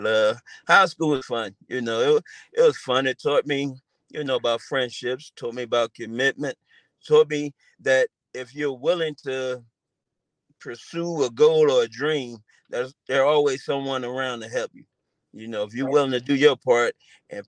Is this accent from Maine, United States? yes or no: no; Philadelphia, Pennsylvania, United States; moved away as an adult; growing up in Philly with my family, my friends, and everyone